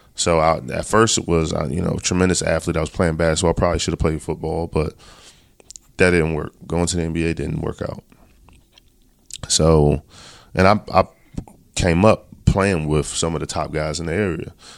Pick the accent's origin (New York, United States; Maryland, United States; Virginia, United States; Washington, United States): Maryland, United States; Baltimore; we're both from Baltimore.